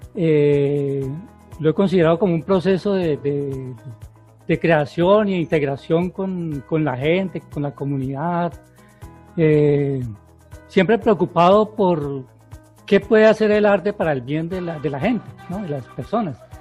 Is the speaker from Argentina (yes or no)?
no; Florida, Valle del Cauca, Colombia; also born or lived in Cali / Piendamó; yo nací aquí en Florida